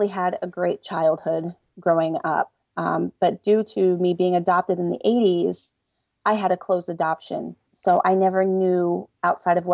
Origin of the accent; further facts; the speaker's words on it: Delaware, United States; I'm from Delaware.